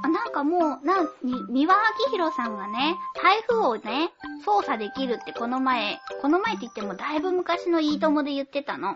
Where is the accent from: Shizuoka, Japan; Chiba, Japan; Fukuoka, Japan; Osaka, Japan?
Fukuoka, Japan; accent: Fukuoka dialect mixed with Oita dialect; now in Tokyo, Japan; 天然の福岡弁じゃなかった。